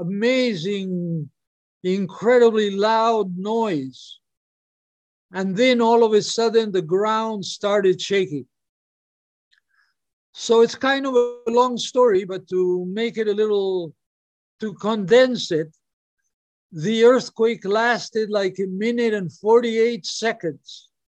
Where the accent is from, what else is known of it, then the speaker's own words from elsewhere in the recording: Peru; also born or lived in Hawaii; And since he was my best friend and I'm from Peru, I lived in Hawaii, but I would go back to Peru for a month or two every year.